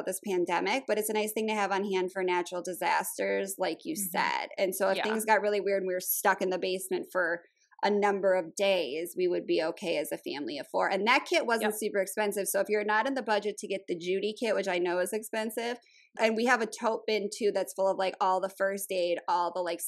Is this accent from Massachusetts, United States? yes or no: no; Minnesota, United States; I grew up in Minnesota